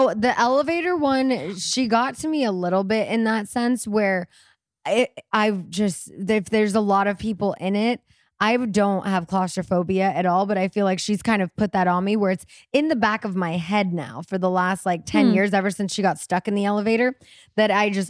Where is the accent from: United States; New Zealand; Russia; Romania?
New Zealand; We're from New Zealand.